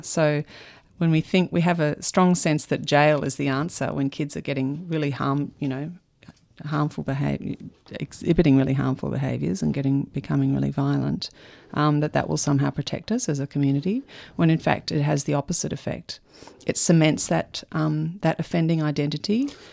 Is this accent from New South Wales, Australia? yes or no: no; Melbourne, Victoria, Australia; also born or lived in United States / England; I grew up in Melbourne.